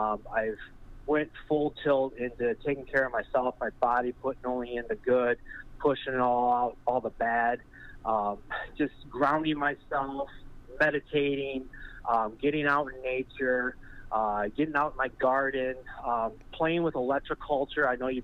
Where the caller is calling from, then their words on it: Michigan, United States; I'm here from Michigan here. We've been years watching the show.